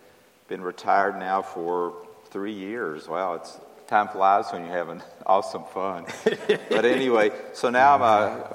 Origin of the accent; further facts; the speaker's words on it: West Virginia, United States; now in Charlottesville, United States; from Almost Heaven, West Virginia.